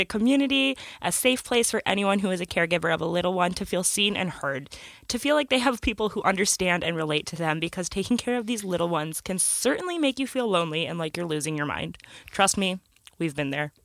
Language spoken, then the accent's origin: English; Michigan, United States; we're from Michigan